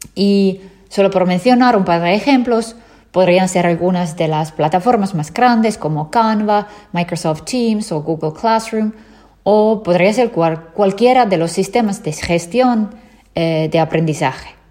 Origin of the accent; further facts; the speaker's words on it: Finland; nací y crecí en Finlandia